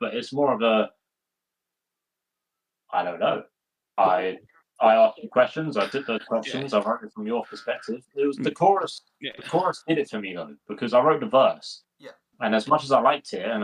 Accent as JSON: {"language": "English", "region": "London", "country": "United Kingdom", "tie": "born or raised there", "said": "Plumstead. I was born and raised in Plumstead."}